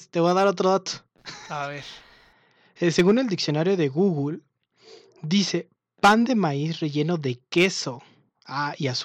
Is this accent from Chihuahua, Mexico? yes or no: no; Baja California, Mexico; No, es que yo vengo de Chinches Bravas, Baja California Norte.